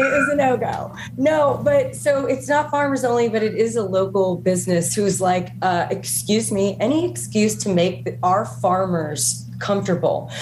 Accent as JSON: {"language": "English", "region": "Texas", "country": "United States", "moved": "yes", "said": "We're from Texas"}